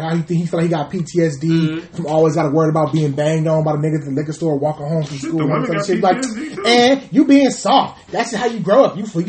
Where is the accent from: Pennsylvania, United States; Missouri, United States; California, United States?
California, United States; Compton; And I'm not just from Compton.